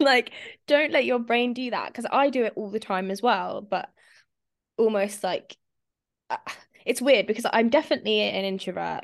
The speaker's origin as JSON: {"language": "English", "country": "Spain", "tie": "born or raised there", "moved": "yes", "said": "I grew up in Spain"}